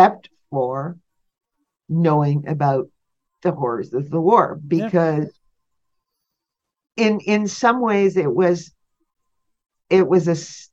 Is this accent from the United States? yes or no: no; Sault Ste. Marie, Ontario, Canada; I grew up in Sault Ste. Marie, which had very few Jewish people in it